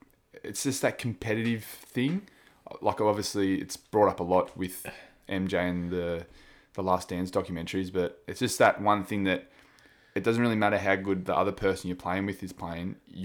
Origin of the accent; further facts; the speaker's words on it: Wangaratta, Victoria, Australia; where we grew up in Wangaratta